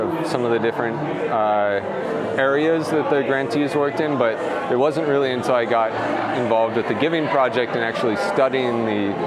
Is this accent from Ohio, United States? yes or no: no; Oahu, Hawaii, United States; I was born and raised here on Oahu